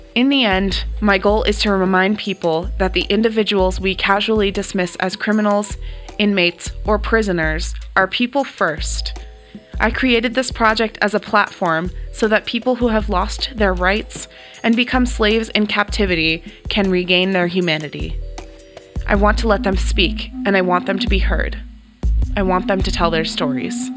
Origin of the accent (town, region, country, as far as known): California, United States; born or raised there; also born or lived in Canada